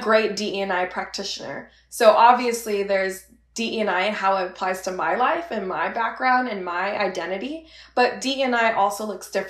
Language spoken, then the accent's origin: English; Bay Area, California, United States; moved away as an adult; growing up in the Bay Area, that's a melting pot of multiple cultures.